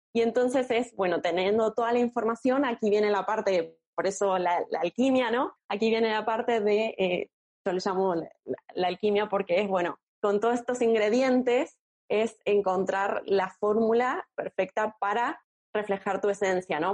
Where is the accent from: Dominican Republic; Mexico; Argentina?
Argentina; moved away as an adult; now in Barcelona, Spain; soy argentina también, vivo en Barcelona hace unos cinco años